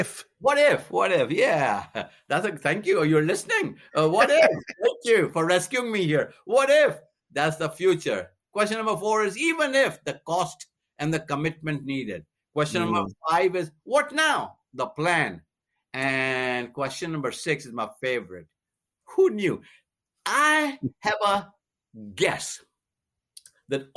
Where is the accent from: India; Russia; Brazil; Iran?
India; now in United States; I'm from India